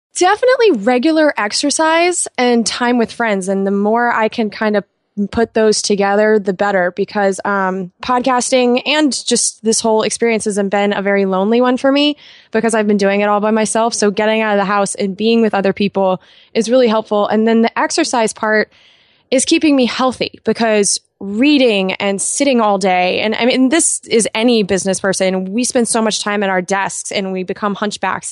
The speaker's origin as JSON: {"language": "English", "region": "Southern California", "country": "United States", "tie": "born or raised there", "also_born_or_lived": "Boston", "moved": "yes", "said": "I was raised in Southern California"}